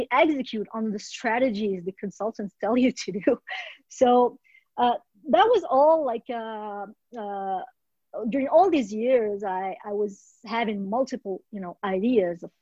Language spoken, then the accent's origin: English; Morocco; moved away as an adult; also born or lived in France / Australia; now in Canada; born and raised in Morocco